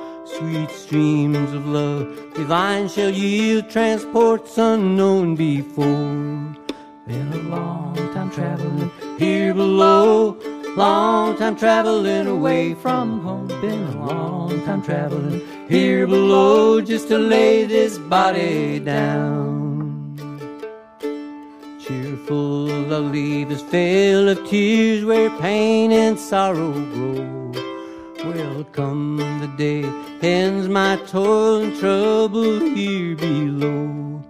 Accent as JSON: {"language": "English", "town": "Chicago", "region": "Illinois", "country": "United States", "tie": "born or raised there", "also_born_or_lived": "Kansas", "said": "Well, I was born in Chicago in 1954, and we moved to Kansas almost immediately, and I was there till about 1960."}